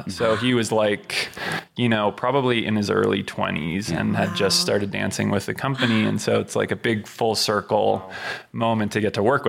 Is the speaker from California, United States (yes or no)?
yes; Southern California, United States; growing up in Southern California